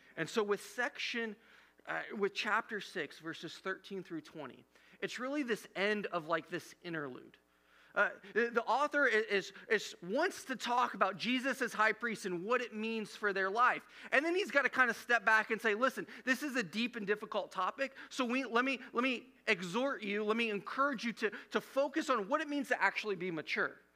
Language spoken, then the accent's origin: English; Midwest, United States; growing up in the Midwest